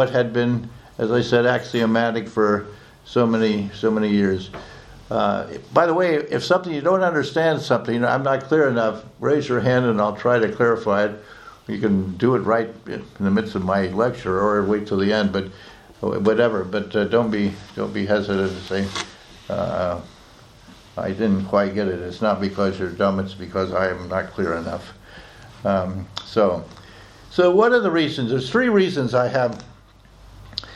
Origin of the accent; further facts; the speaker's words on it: United States; moved away as an adult; also born or lived in Oxford, England; not simply as an American citizen, but as one of you. I'm also a British citizen